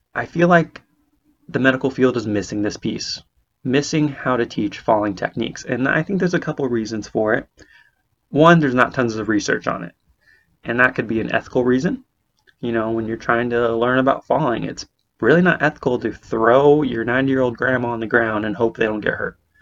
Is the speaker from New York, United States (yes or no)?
no; Bay Area, California, United States; moved away as an adult; now in Portland, Maine, United States; I'm originally from California on the West Coast, Bay Area specifically